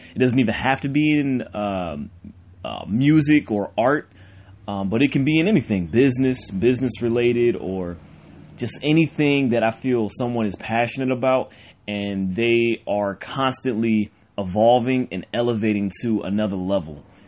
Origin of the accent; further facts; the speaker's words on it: Cleveland, Ohio, United States; I'm born and raised in Cleveland, Ohio